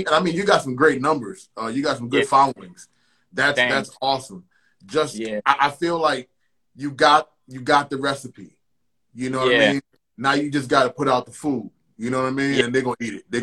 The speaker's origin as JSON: {"language": "English", "region": "New York", "country": "United States", "tie": "born or raised there", "said": "growing up in New York in the 80s"}